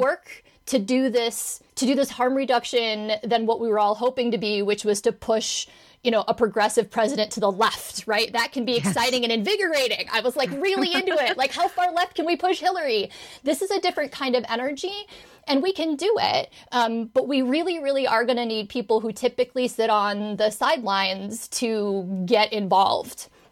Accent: Indiana, United States; my home state of Indiana

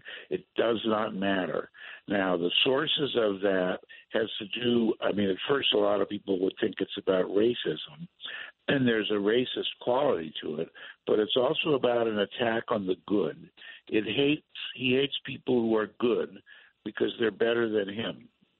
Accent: Los Angeles, California, United States; also born or lived in Berkeley, California; now in Washington, United States; I am from California. I am a Berkeley grad, and I knew a lot of movie stars as a kid because I grew up in Hollywood.

